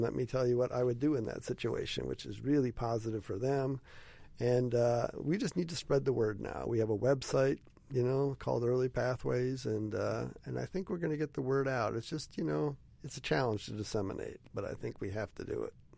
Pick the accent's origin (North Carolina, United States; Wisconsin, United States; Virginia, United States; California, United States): Wisconsin, United States; also born or lived in Western Illinois / Columbus, Ohio; we're originally from Wisconsin.